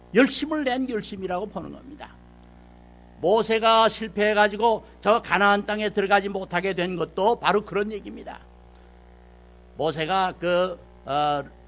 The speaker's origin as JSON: {"language": "Korean", "country": "South Korea", "said": "우리 한국 사람이 한국말로 말하면은"}